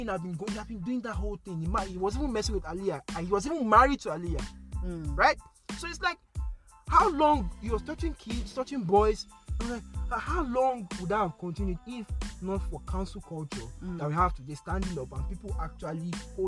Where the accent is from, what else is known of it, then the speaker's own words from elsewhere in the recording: Edo, Nigeria; we're from Edo State